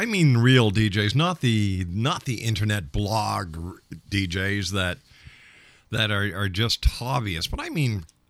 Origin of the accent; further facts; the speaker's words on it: Montreal, Quebec, Canada; when I was a kid, I was raised in Montreal